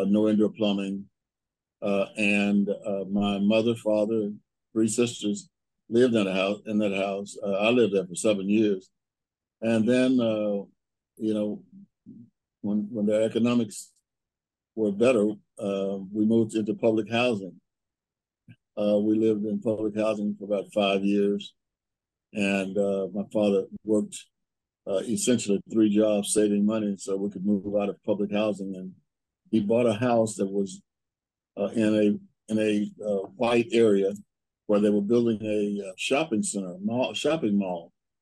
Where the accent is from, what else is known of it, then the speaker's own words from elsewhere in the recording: Waxahachie, Texas, United States; now in Kansas City, United States; I was born in Waxahachie, Texas